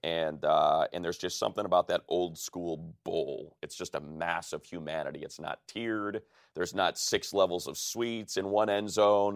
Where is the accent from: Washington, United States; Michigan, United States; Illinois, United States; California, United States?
Illinois, United States; Chicago; I am originally from Chicago